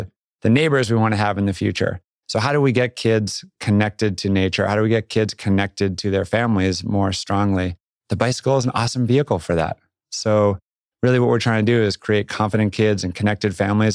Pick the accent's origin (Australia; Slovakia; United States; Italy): United States; Boston suburbs, Massachusetts; moved away as an adult; also born or lived in Vermont / Jackson, Wyoming; I grew up on the East Coast, Boston suburbs and school up in Vermont